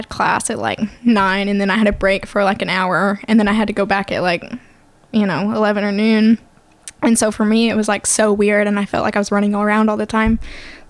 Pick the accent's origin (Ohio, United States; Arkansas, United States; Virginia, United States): Arkansas, United States; Hope; moved away; I grew up in Southwest Arkansas